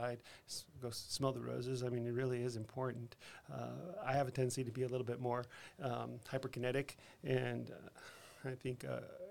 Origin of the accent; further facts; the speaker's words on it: El Paso, Texas, United States; also born or lived in Seattle, Washington / Denver, Colorado / Boston, Massachusetts; now in San Antonio, United States; I grew up in El Paso, Texas